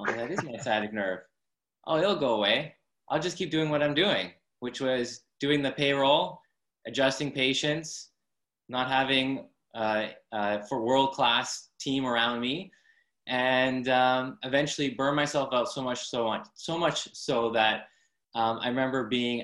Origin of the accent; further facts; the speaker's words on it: Abbotsford, British Columbia, Canada; I'm from Abbotsford, BC, up in Canada